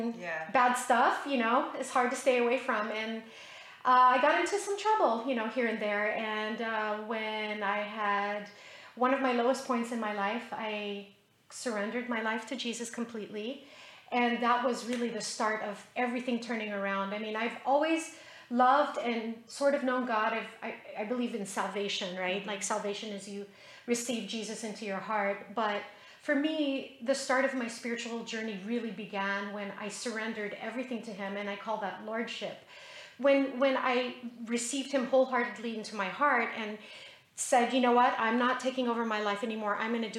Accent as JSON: {"language": "English", "country": "Philippines", "tie": "born or raised there", "also_born_or_lived": "Utah, United States", "said": "I was born in Utah. Then 5.5 years later, we moved back to the Philippines and, you know, lived my life going to school on the military base."}